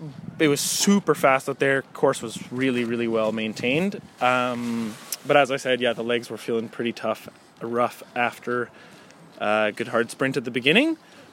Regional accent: Thunder Bay, Ontario, Canada; Okay, so hi … I'm from Thunder Bay.

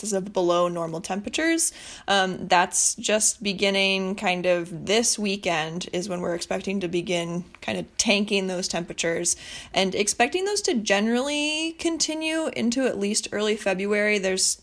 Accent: Bayfield, Wisconsin, United States; moved away; I'm originally from Bayfield

